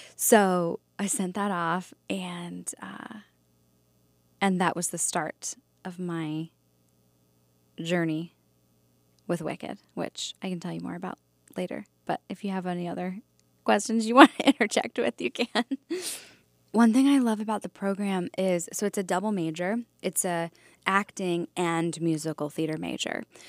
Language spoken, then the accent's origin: English; Valley Forge, Pennsylvania, United States; I grew up just outside of Philadelphia in a town called Valley Forge.